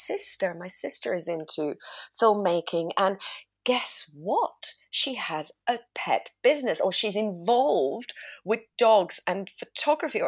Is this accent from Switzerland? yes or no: yes; Zurich, Switzerland; moved away; also born or lived in London, United Kingdom; I'm in Switzerland. So that's my home country, my hometown.